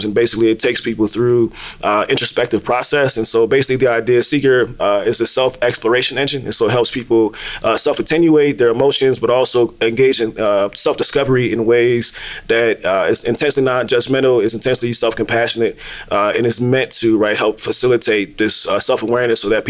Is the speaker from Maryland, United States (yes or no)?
yes; DC area, Maryland, United States; I'm originally from the DMV. For those who don't know, grew up around DC. So when you say Maryland, they normally say Baltimore, and that's not where I'm from.